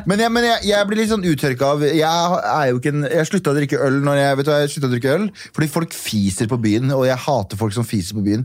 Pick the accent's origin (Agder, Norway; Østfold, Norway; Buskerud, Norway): Østfold, Norway; Mysen; born or raised there; moved away as an adult; also born or lived in Kurdistan / Trondheim; now in Oslo, Norway